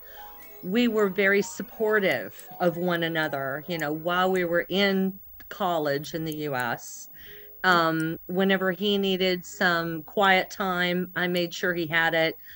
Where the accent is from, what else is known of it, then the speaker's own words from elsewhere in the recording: Alabama, United States; Alabama, United States. And we were raised, I think, um, I, I really feel lucky.